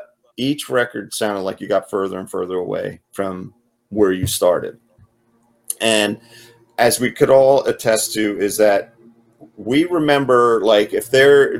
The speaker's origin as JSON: {"language": "English", "region": "New Jersey", "country": "United States", "tie": "born or raised there", "said": "of every ethnic background that I could imagine growing up in Jersey"}